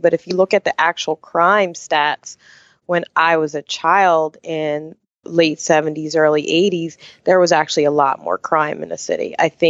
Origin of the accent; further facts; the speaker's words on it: Camden, New Jersey, United States; Yes, I am. I was born in Camden, New Jersey.